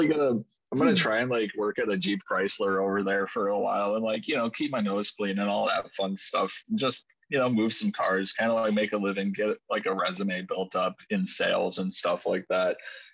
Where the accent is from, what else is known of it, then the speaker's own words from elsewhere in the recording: Lemmon, South Dakota, United States; one of my friends that I grew up with in Lemon, South Dakota